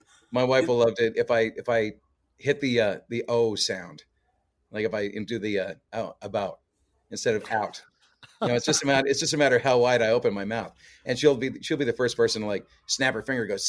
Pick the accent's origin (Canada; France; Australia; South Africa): Canada; Oh yeah, it's we're all over the place. It's a lot of times, like I'll run into fellow Canadians, walking to gigs because there's a lot of musicians down here